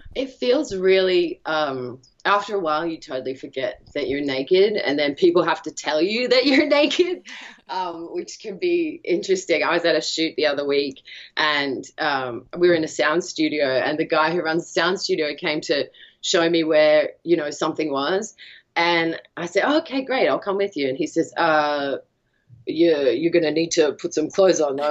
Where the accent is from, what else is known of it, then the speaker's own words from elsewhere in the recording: Australia; I'm from Australia